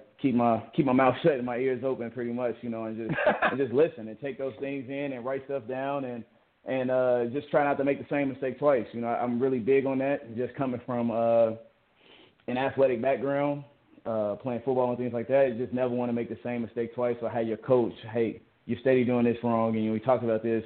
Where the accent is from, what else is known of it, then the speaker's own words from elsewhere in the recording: Chicago, Illinois, United States; moved away; also born or lived in Georgia; I grew up on the south side of Chicago, Englewood, Chicago, Illinois.